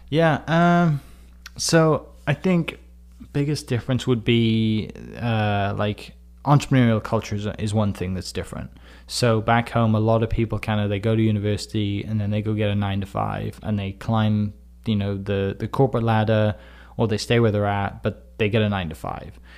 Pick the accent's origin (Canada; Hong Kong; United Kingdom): United Kingdom; Wales; moved away as an adult; now in Oklahoma, United States; I'm from Wales in the U K. I was born in nineteen ninety